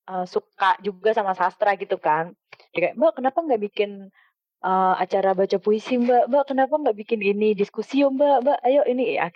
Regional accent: Cepu, Central Java, Indonesia; also born or lived in Jakarta; Terus ketika setiap kali aku pulang ke Cepu tuh aku kayak ngerasa kok ini kota gue gini banget ya

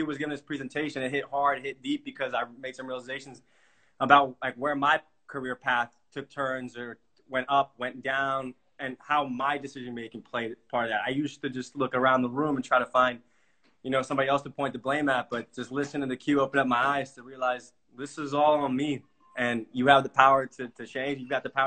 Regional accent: Bosnia & Herzegovina; now in Leesburg, United States; checking in from Leesburg, Virginia, originally from Bosnia-Herzegovina

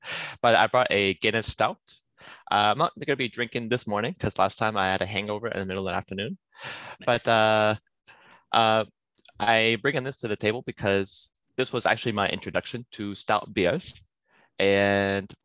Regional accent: United States; first language English; moved away as an adult; also born or lived in South Korea / Cambodia; I grew up speaking only English. It wasn't until I actually joined the military, left the States

